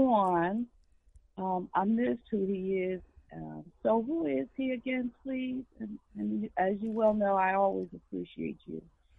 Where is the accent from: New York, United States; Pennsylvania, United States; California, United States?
Pennsylvania, United States; Philadelphia; I'm from North. Philly.